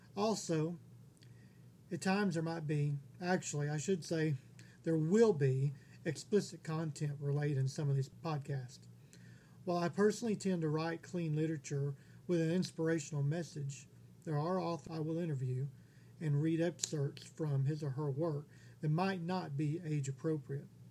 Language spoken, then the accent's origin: English; Texas, United States; also born or lived in Honolulu, Hawaii; I was born in 1972 in Honolulu, Hawaii. At the age of two, my grandfather retired from the Air Force and moved us all back to Texas, where I've lived here ever since